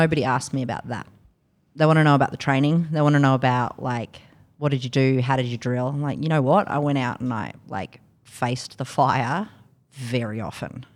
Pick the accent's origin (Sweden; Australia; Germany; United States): Australia; Canberra, Australian Capital Territory; also born or lived in London; But I came from Canberra